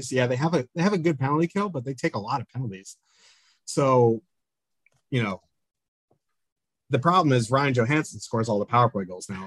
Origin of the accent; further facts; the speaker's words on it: Canada; I am Canadian, so no comment. I, I, live in New Jersey.